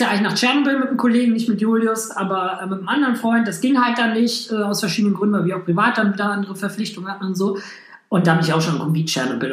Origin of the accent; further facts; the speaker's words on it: Hamm, North Rhine-Westphalia, Germany; moved away as an adult; now in Düsseldorf, Germany; Ich komme ursprünglich aus Hamm, das ist zwischen Dortmund und Münster.